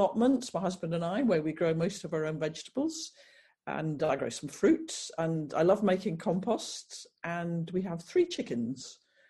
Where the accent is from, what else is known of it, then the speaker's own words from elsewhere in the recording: Scotland, United Kingdom; now in Leamington Spa, United Kingdom; I live in, as you said, I live in Leamington Spa, which is right in the heart of England, though I must admit I come from Scotland.